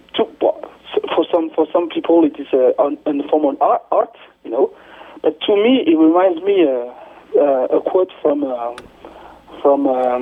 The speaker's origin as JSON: {"language": "English", "country": "France", "tie": "born or raised there", "also_born_or_lived": "Kinshasa, Democratic Republic of the Congo", "said": "I was in Kinshasa, but I grew up in France."}